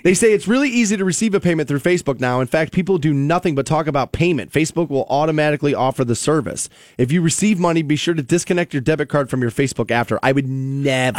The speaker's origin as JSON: {"language": "English", "country": "United States", "tie": "born or raised there", "said": "growing up in the America I grew up"}